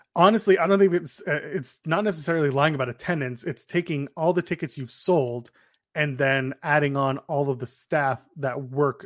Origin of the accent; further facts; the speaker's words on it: Canada; we're Canadian